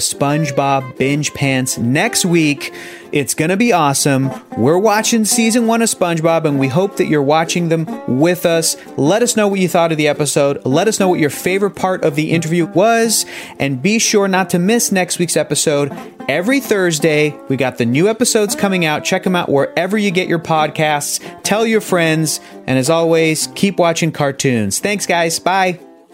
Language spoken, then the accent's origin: English; San Diego, California, United States; I'm from San Diego. I grew up there